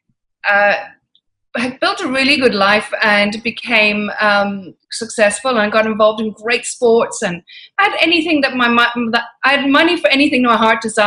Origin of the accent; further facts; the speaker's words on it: Ireland; moved away as an adult; now in London, United Kingdom; Irish parents, moved back to Ireland. And I lived a very unusual life in Ireland